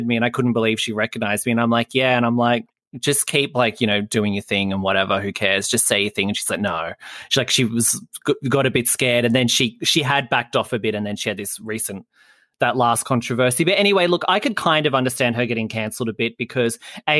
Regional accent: Australia; as an Australian

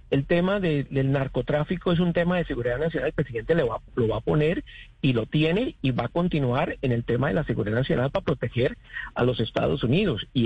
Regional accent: Colombia; now in Florida, United States; los colombianos aquí ya somos voceros

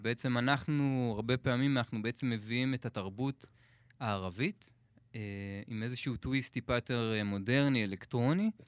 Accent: Israel; אנחנו מישראל

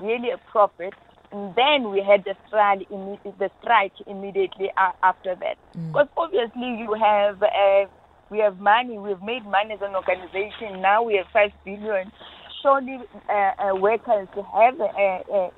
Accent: South Africa; as South African

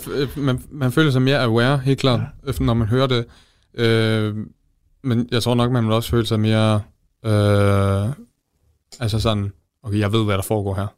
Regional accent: Jutland, Denmark; Jeg er fra Østbjerg

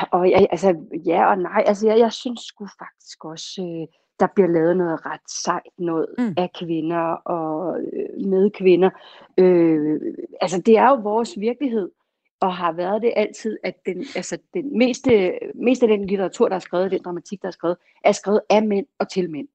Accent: Copenhagen, Capital Region of Denmark, Denmark; jeg er jo ellers københavner, så jeg bor i København

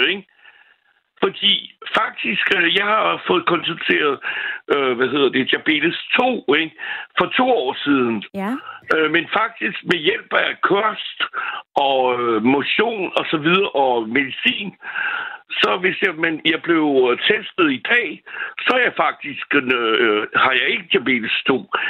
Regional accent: France; now in Denmark; Jeg er franskmand

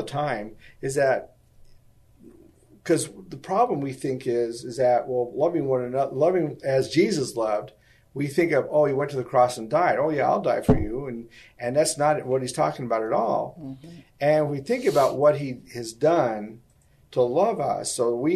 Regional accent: United States; we're from America

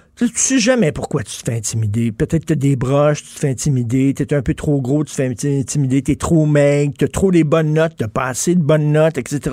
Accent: Montreal, Quebec, Canada; Je viens de Verdun

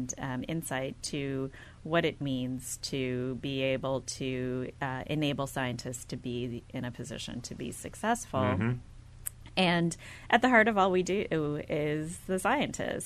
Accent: outside of Milwaukee, Wisconsin, United States; I was born and raised in the Midwest, outside of Milwaukee, Wisconsin

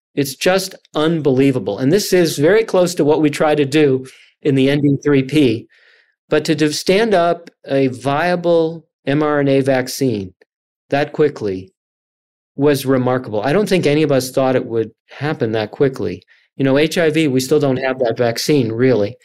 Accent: Chicago, Illinois, United States; I grew up in the Chicago area.

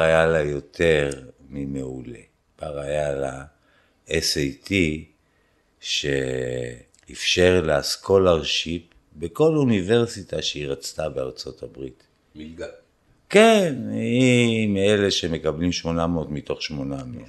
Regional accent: Israel; moved away; אני מישראל, אה, יהודי

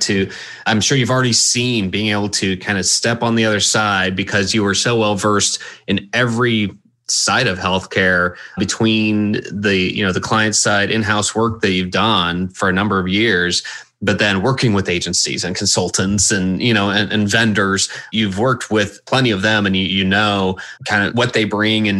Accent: Houston, Texas, United States; moved away as an adult; also born or lived in Dallas, Texas; I grew up in Houston, Texas

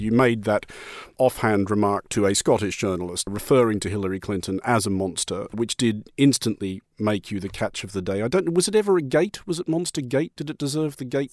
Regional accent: Australia; being an Australian as I am

